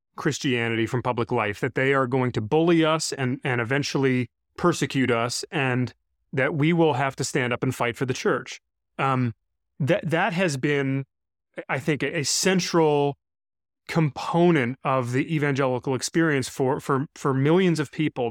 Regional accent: Brighton, Michigan, United States; this local church in my hometown in Brighton, Michigan, where I grew up

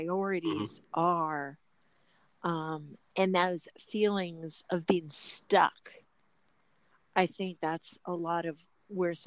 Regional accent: Los Angeles, California, United States; I come from Los Angeles

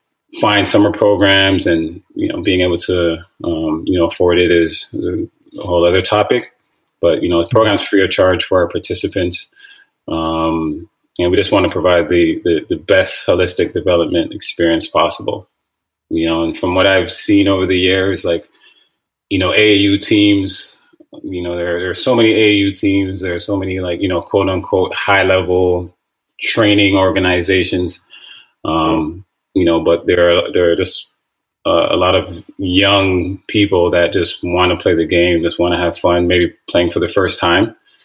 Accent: Toronto, Ontario, Canada; Yeah, I mean, growing up, actually, soccer was my first love.

